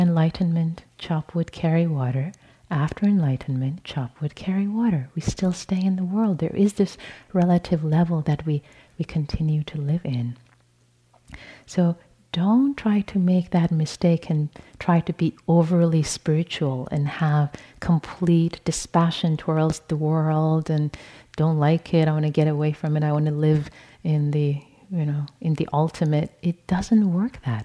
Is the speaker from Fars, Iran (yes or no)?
no; Tehran, Tehran Province, Iran; moved away; born and raised in Tehran, Iran